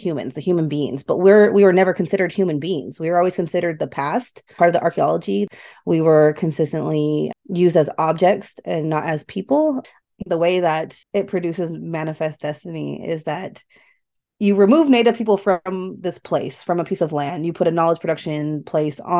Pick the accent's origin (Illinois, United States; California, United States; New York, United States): California, United States; Sacramento; I grew up in Sacramento